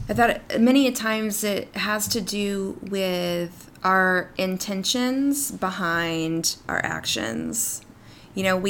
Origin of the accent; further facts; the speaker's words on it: East Texas, United States; my own story growing up in East Texas